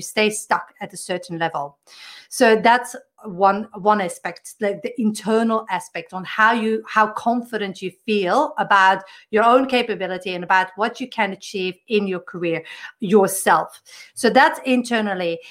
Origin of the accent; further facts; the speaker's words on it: Belgium; I come from Belgium.